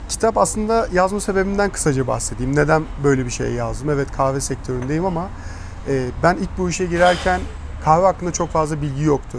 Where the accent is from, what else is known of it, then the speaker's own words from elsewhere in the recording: Malatya, Turkey; Malatyalıyız zaten. Herkes tanıyoruz, akrabalarımız çok vesaire